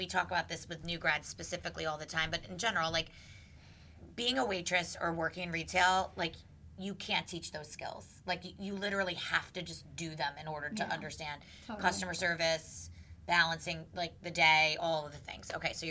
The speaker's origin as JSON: {"language": "English", "region": "New Jersey", "country": "United States", "said": "So we're from North Jersey."}